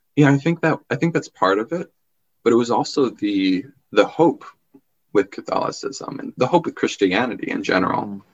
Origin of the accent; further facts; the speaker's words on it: Long Island, New York, United States; my childhood growing up on Long Island